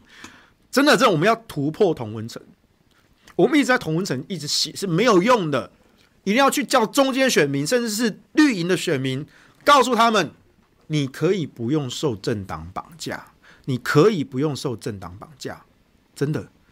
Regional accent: Taichung, Taiwan; 我家是住北屯啊

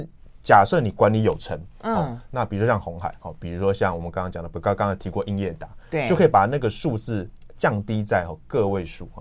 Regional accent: Taiwan; 所以他就不像我们台湾人啊，

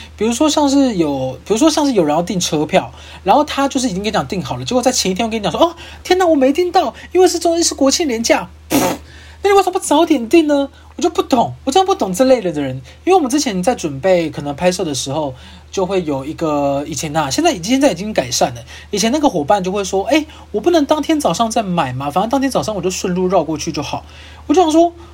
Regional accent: Kaohsiung, Taiwan; now in Taipei, Taiwan; 因为我是高雄人

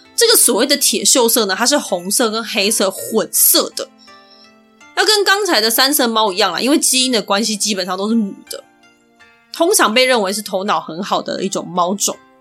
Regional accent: Taiwan; 所以我就尽量挑我们台湾人常去的那些地方

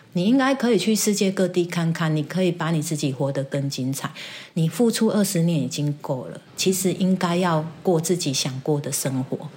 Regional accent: Kaohsiung, Taiwan; 我是这边土生土长的。我在这里住了四十几年、五十年了

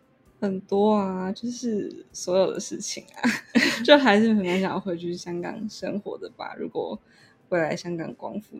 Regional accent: Taiwan; 就是我从来没有想过可以有别种的类型的生活，就是就是我觉得这就是台湾人的

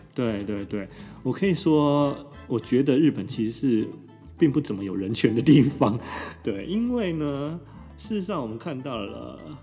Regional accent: Taiwan; moved away as an adult; now in Tokyo, Japan; 在台湾我们真的是没有办法感觉到四季太大的差异

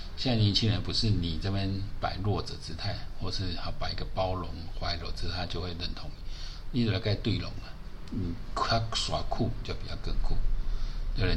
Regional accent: Taiwan; 身为台湾人

